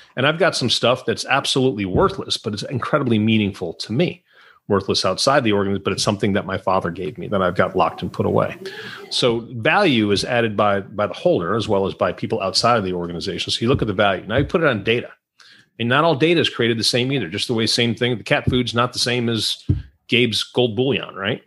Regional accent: Rochester, New York, United States; moved away as an adult; also born or lived in New Orleans; I was born in uh, Rochester. That's where I grew up in Western New York

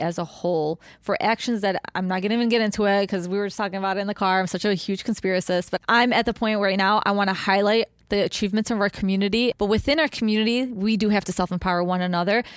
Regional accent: Chicago, Illinois, United States; Yes, we're from Chicago

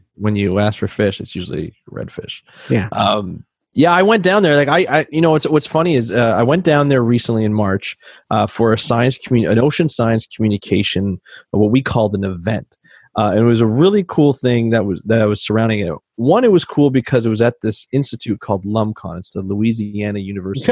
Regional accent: Canada; I'm Canadian

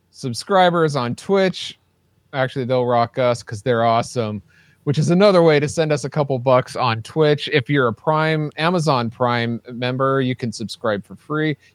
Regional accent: Ireland; By the way, in case you haven't figured it out, I'm Irish.

